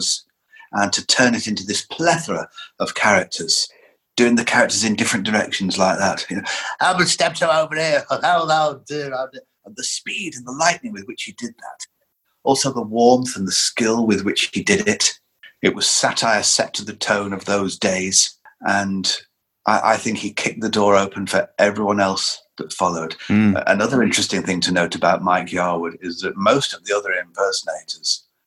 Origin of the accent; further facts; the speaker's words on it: Lancashire, North West England, United Kingdom; I grew up in Lancashire